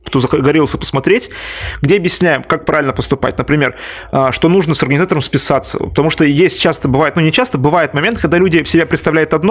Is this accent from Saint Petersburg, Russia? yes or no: no; Tatarstan, Russia; Ну, я так шучу, потому что я сам из Татарстана.